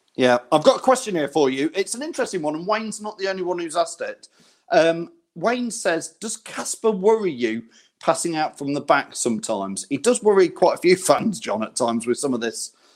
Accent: Loughborough, East Midlands, United Kingdom; I'm from Loughborough area

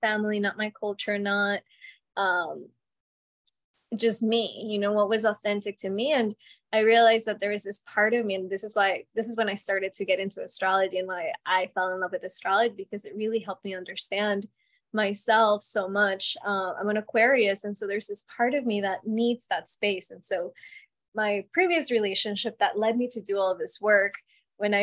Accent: Colombia; moved away; I was born in Colombia, so my family has very different way of looking at relationships.

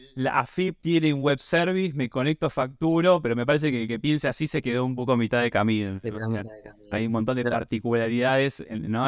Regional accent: Mar del Plata, Buenos Aires Province, Argentina; yo soy de Mar del Plata

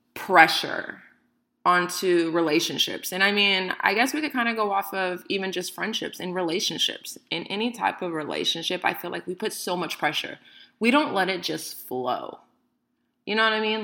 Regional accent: Bay Area, California, United States; I am 31 from the Bay Area

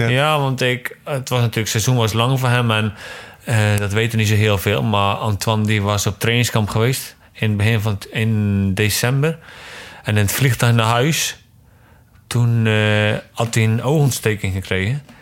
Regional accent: Yerseke, Zeeland, Netherlands; we zijn opgegroeid in hetzelfde dorp. We zijn allebei van Iersk eigenlijk.

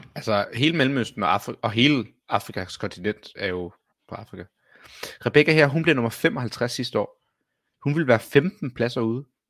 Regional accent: Copenhagen, Capital Region of Denmark, Denmark; jeg er københavner

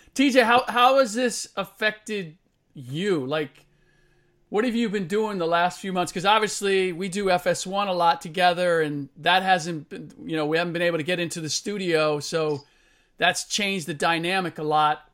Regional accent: Cincinnati, Ohio, United States; I'm from the Natty

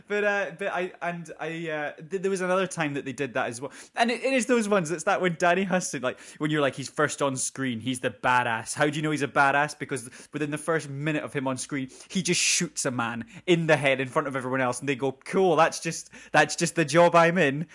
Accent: Scotland, United Kingdom; we are both Scottish

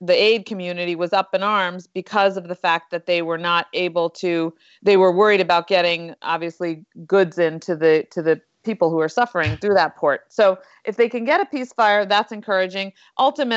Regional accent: Westchester, New York, United States; I was from Westchester too

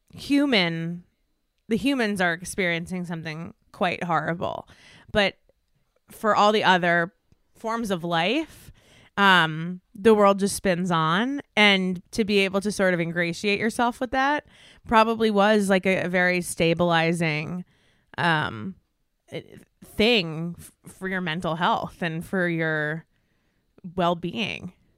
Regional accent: Westchester, New York, United States; moved away as an adult; now in Los Angeles, United States; I grew up in Westchester

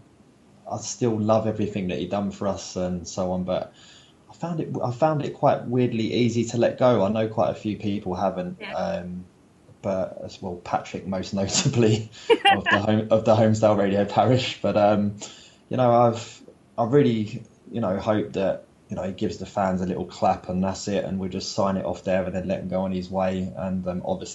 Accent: London, United Kingdom; accent: London; my London accent

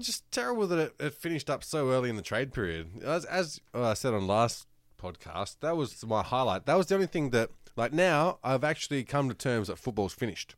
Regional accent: Australia; accent: Australian; does it sound like I have an accent that isn't Australian

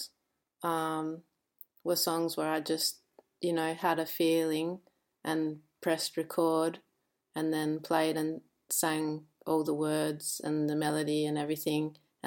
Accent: Albany, Western Australia, Australia; also born or lived in Kalgoorlie; now in Perth, Australia; I was born in Kalgoorlie, which is like, yeah, kind of in almost the desert, and then I had a tiny bit of time here in Perth, but then the rest of the time I grew up in a town called Albany

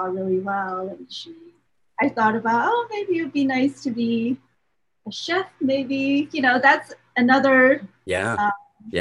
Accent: Taiwan; also born or lived in Boston; now in Phoenix, United States; I grew up in Taiwan

